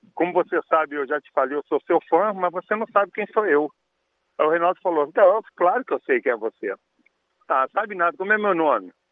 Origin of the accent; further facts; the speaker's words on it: Rio de Janeiro, Brazil; sou de Olaria, né? Eu morei, fui criado em Olaria